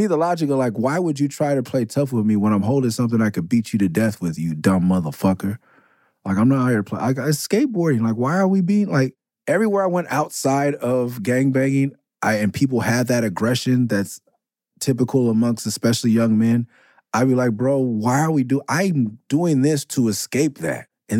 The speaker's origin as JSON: {"language": "English", "town": "Oakland", "region": "California", "country": "United States", "said": "me and Aesop, like, we come from East Oakland to go skate EMB."}